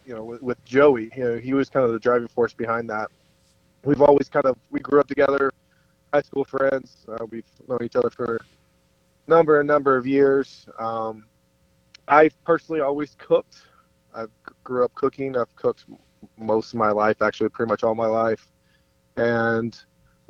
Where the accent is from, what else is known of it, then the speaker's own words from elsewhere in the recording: Kentucky, United States; also born or lived in New York; now in Minnesota, United States; I'm in Minnesota currently. I'm originally from Kentucky as well